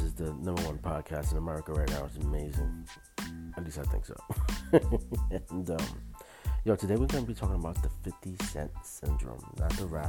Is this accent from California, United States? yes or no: no; New York City, New York, United States; growing up in Brooklyn in the projects